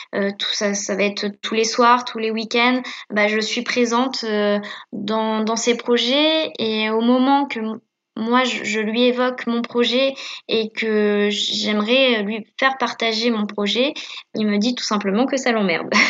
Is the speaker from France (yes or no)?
yes; Caen, Normandy, France; je suis née à Caen, j'ai grandi à Caen